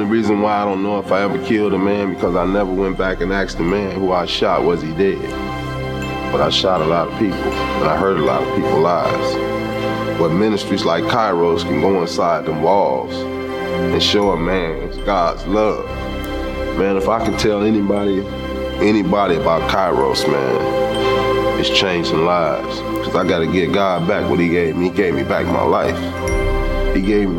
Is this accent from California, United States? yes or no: yes; Los Angeles, California, United States; I was born and raised in Los Angeles, California. I grew up in the street gangs there